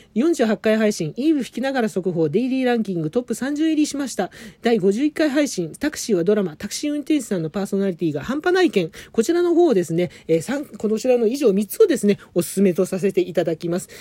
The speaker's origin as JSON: {"language": "Japanese", "town": "Adachi", "region": "Tokyo", "country": "Japan", "tie": "born or raised there", "said": "生まれも育ちも東京は足立区でございます"}